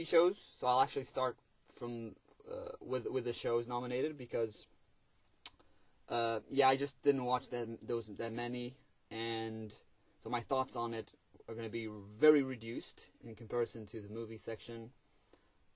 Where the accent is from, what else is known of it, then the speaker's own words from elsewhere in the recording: Portugal; English is a second language; I'm Portuguese, English is not my first language